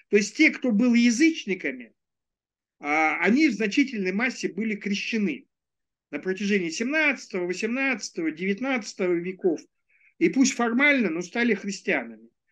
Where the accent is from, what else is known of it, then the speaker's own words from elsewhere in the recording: Ulan-Ude, Buryatia, Russia; moved away; Улан-Удэ, это мой родной город